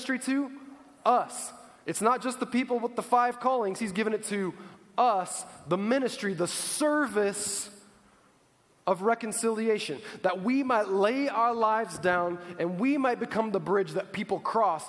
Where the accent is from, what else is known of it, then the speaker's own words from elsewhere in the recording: United States; I was born in the United States of America